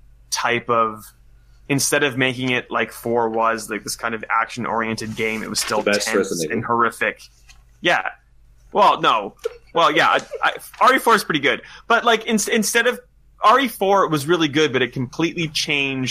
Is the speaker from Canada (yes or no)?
yes; Canada; now in Australia; as a Canadian, I grew up